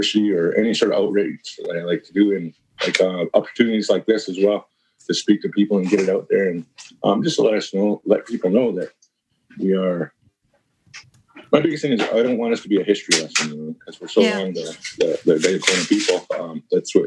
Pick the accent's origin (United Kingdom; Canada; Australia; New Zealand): Canada; moved away as an adult; now in Ithaca, United States; we live in this flat piece of land up here in Canada, you know what I mean? It's really flat and there's really nothing.